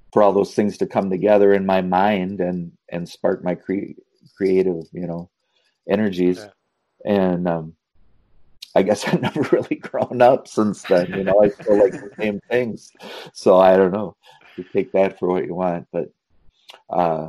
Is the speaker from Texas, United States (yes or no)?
no; Minnesota, United States; we're from Minnesota